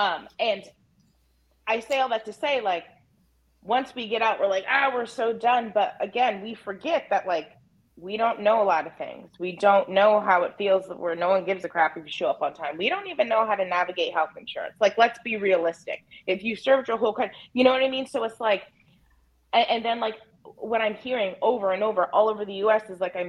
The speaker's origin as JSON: {"language": "English", "town": "Albany", "region": "New York", "country": "United States", "said": "So you guys know, Uncle … was I came from Albany, New York."}